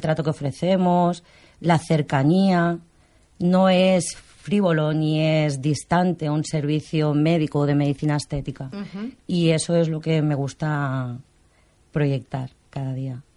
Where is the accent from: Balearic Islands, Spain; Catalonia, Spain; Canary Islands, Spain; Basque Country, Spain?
Catalonia, Spain; Barcelona; Soy catalana, nacida aquí en Barcelona.